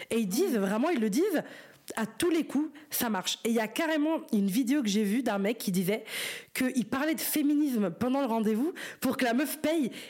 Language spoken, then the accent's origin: French; Brussels, Brussels-Capital Region, Belgium; C'est un mec de Paris et moi je suis de Bruxelles